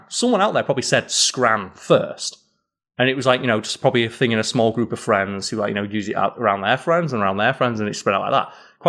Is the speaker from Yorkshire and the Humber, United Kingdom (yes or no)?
yes; Yorkshire and the Humber, United Kingdom; accent: Yorkshire; it's something that I'm kind of disappointed in myself that my native Yorkshire accent has been tempered after so many years of having to tone it down for making content online.